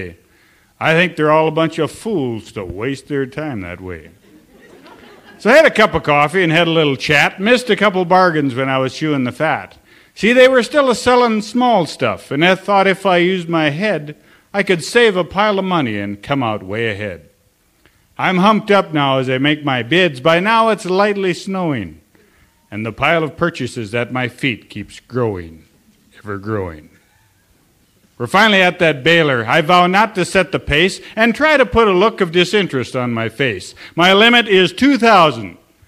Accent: Sims, North Dakota, United States; also born or lived in Almont, North Dakota; Well, I am from Sims, North Dakota.

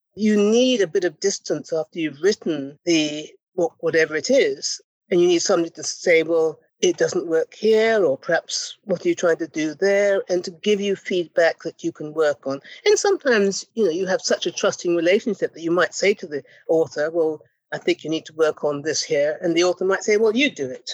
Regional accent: Ghana; moved away; We were both young West African women. I'm from Ghana

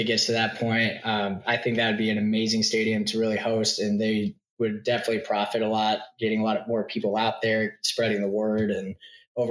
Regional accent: Midwest, United States; now in Austin, United States; I grew up in the Midwest

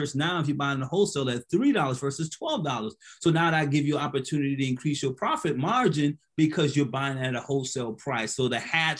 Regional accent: Hilton Head Island, South Carolina, United States; I'm from Hilton Head

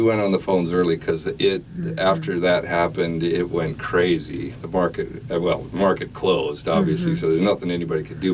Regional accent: Las Vegas, Nevada, United States; also born or lived in Moapa Valley, Nevada; now in Logandale, United States; I was born in Las Vegas

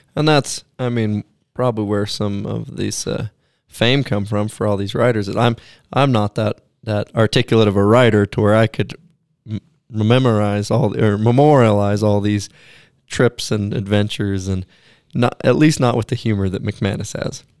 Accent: Pacific Northwest, United States; I grew up in the Pacific Northwest, and I wasn't born there, but we, we moved there shortly after

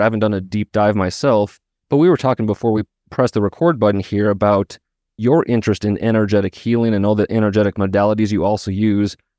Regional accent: Missoula, Montana, United States; Missoula, Montana, my hometown

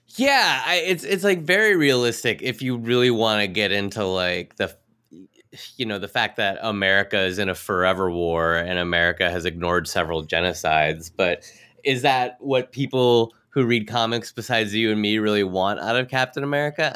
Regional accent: Minneapolis, Minnesota, United States; I grew up in Minneapolis

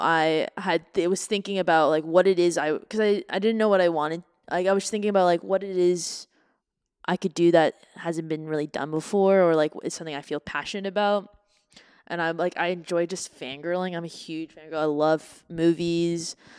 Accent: Canada; now in United States; my hometown of Canada

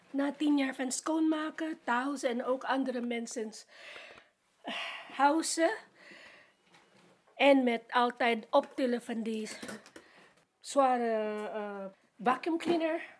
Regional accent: Philippines; Dutch is a second language; now in Netherlands; Ik kom uit de Filipijnen. Ik ben een oude domestic worker. Ik ben al 67.

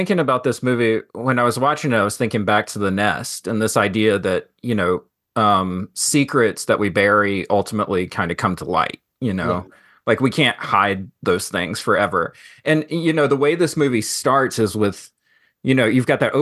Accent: Greensboro, North Carolina, United States; I grew up in Greensboro, North Carolina.

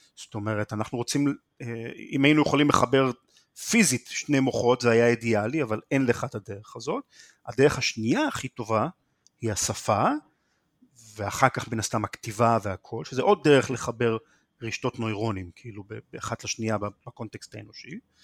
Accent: Haifa, Haifa District, Israel; also born or lived in Krayot; בחיפה, עד גיל 15 פחות או יותר, ומשם עברתי לקריות בתור טינג'ר.

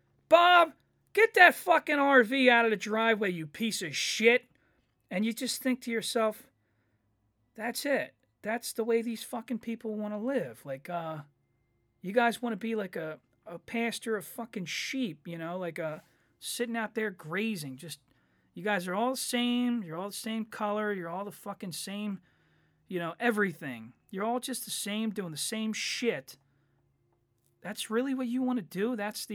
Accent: Ireland; I made a joke about how I'm Irish

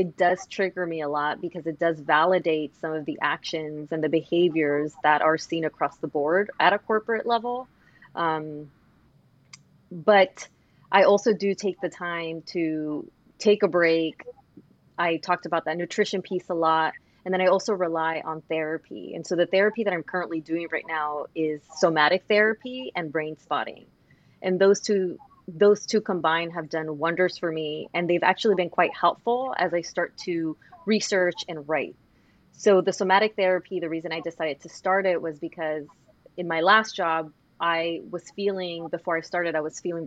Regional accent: Los Angeles, California, United States; growing up in South Central

